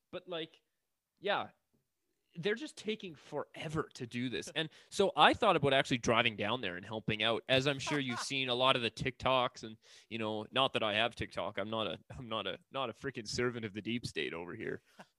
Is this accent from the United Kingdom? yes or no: no; Canada; as a Canadian